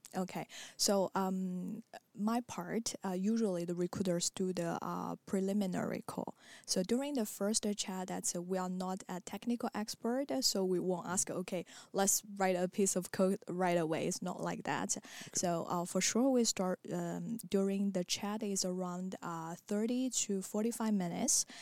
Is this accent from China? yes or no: yes; China; moved away as an adult; also born or lived in Marseille, France; now in Paris, France; I come from China